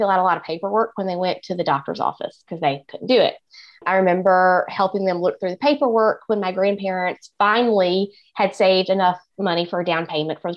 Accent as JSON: {"language": "English", "region": "rural Eastern North Carolina", "country": "United States", "tie": "born or raised there", "accent": "Southern", "moved": "yes", "lives_now": "Kansas City, United States", "said": "I am originally from North Carolina, and I grew up in rural Eastern North Carolina in the middle of a tobacco field"}